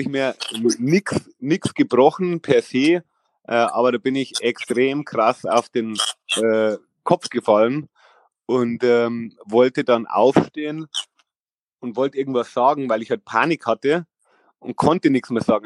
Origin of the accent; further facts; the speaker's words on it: Vilshofen, Bavaria, Germany; ich komme aus Vershofen da war das äh, so, da gab es auch noch gar keine Skateparks